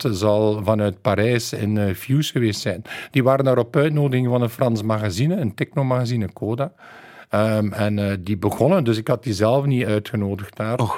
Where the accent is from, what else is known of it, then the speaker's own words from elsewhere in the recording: West Flanders, Belgium; als West-Vlaming eh, kunnen we niet meer lachen.